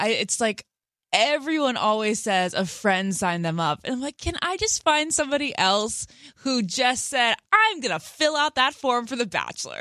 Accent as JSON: {"language": "English", "town": "Great Falls", "region": "Virginia", "country": "United States", "said": "I'm from Northern Virginia"}